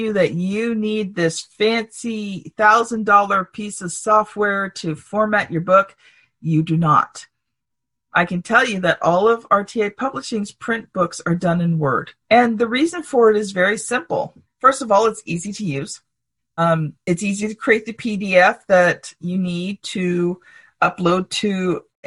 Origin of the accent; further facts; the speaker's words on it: Canada; I'm a Canadian